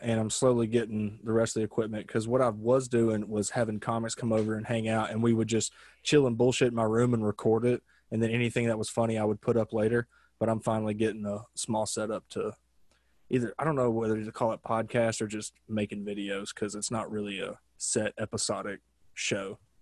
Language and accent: English; Arkansas, United States; now in Los Angeles, United States; growing up in Arkansas